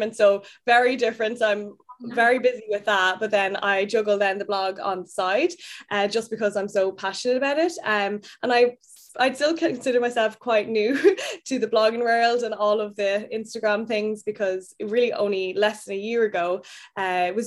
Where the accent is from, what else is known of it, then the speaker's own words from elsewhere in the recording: Ireland; moved away as an adult; now in London, United Kingdom; I am Irish. I'm from the countryside of Ireland, like the kind of middle of nowhere, beautiful green fields. And I now live in London.